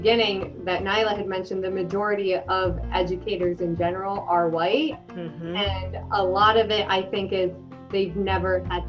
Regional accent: Maryland, United States; also born or lived in Puerto Rico; I was born in Puerto Rico, but I grew up in Maryland, and my school where I went was mostly white.

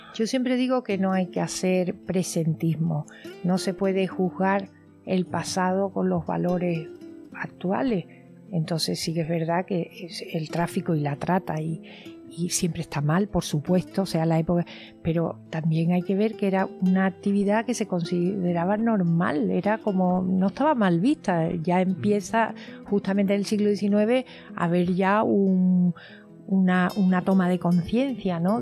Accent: Cádiz, Andalusia, Spain; yo que soy de Cádiz, que vivo de alguna manera vivo cerca todo

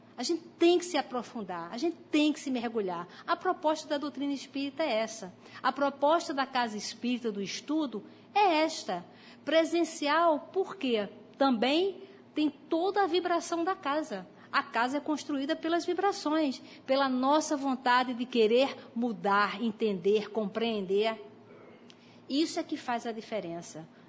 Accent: Brazil; nós nascemos aqui no, no Brasil

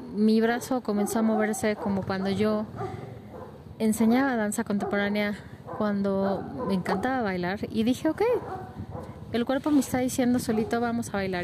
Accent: Mexico; como mexicanos, como latinoamericanos

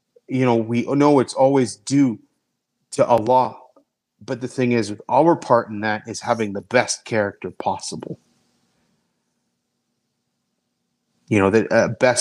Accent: Canada; also born or lived in Calgary; They're just as Canadian as I am.

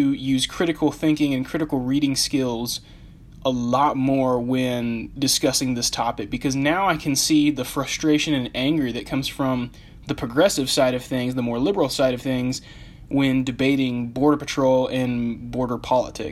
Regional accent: United States; also born or lived in Phoenix, Arizona; I was born and raised in the United States

